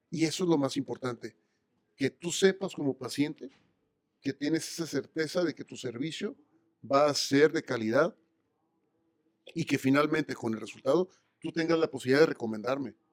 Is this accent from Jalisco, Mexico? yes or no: no; Mexicali, Baja California, Mexico; del norte, de la frontera. yo soy de Mexicali.